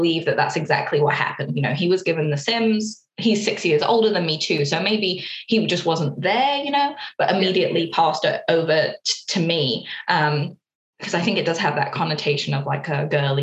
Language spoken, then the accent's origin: English; London, United Kingdom; moved away; I'm from London